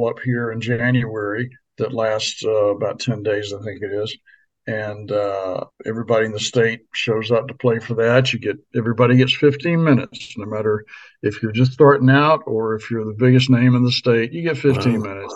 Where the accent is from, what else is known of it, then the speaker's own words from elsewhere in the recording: Maryland, United States; moved away as an adult; also born or lived in Florida / Nashville, Tennessee; now in Anchorage, United States; I grew up in Maryland